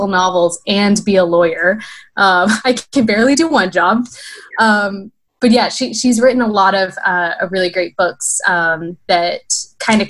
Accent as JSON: {"language": "English", "town": "Tallahassee", "region": "Florida", "country": "United States", "said": "I'm from Tallahassee, Florida"}